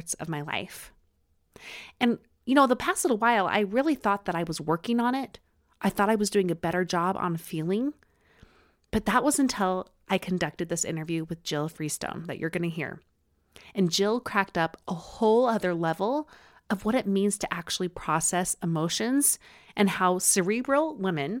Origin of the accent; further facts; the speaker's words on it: Utah, United States; accent: Utah; my Utah accent